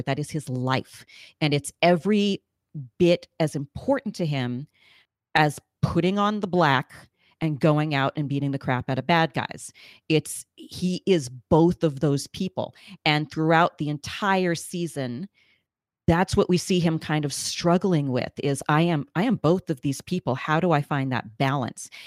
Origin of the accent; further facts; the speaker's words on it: New York, United States; I'm a native New Yorker